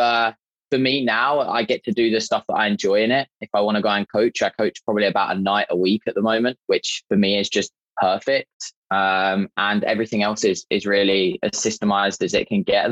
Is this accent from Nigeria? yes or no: no; just south of London, South East England, United Kingdom; moved away as an adult; now in Niagara Falls, Canada; Originally, I was born in England, just south of London. And I moved over to Canada about 5 years ago